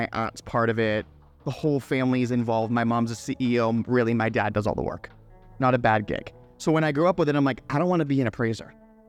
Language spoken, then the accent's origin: English; Boston, Massachusetts, United States; now in South Florida, United States; I'm actually born and raised in Boston.